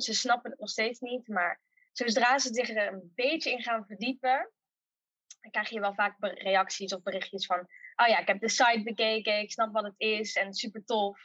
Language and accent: Dutch; Uden, North Brabant, Netherlands; also born or lived in Tilburg; geboren en getogen in Uden